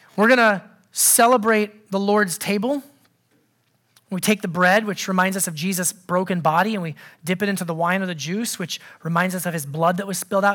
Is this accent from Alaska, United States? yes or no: yes; Anchorage, Alaska, United States; growing up in Anchorage, Alaska